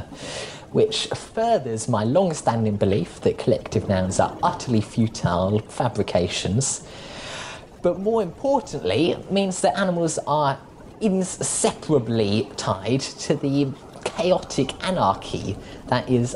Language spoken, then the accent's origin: English; Australia; moved away as an adult; now in United Kingdom; I only moved to Australia when I was about 5